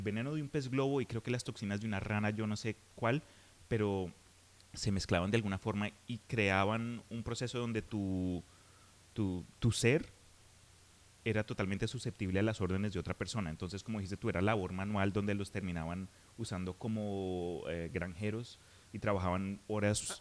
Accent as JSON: {"language": "Spanish", "country": "Colombia", "said": "En Colombia, de donde soy yo"}